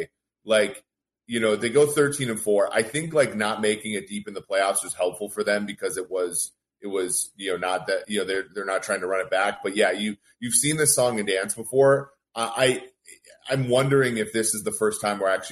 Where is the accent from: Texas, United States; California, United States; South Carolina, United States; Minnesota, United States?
Minnesota, United States; Maplewood; growing up in Maplewood